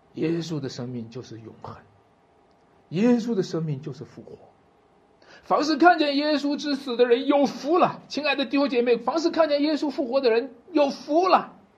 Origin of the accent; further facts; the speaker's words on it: China; 我们中国人